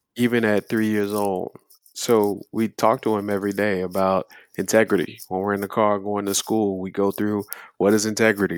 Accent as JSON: {"language": "English", "town": "Dundee", "region": "Florida", "country": "United States", "also_born_or_lived": "Los Angeles, California", "said": "I'd say that I was from Dundee, Florida, but I also lived in Los Angeles from nineteen eighty-eight until nineteen ninety-three. And then I came back to Florida after the riots broke out, um, to finish up high school"}